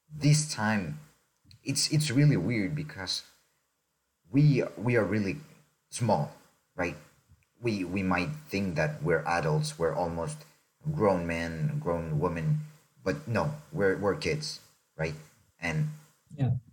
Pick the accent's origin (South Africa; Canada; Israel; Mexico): Mexico; I'm from Mexico originally. I was born there.